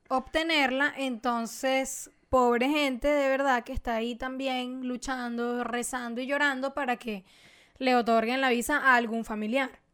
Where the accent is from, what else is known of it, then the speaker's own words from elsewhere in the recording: Venezuela; soy venezolana